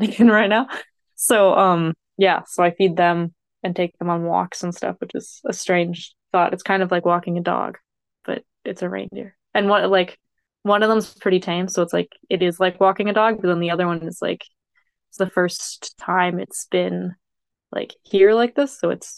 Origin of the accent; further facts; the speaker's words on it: Nanaimo, British Columbia, Canada; moved away as an adult; now in Karasjok, Norway; I'm Canadian. I'm from British Columbia, from Nanaimo on Vancouver Island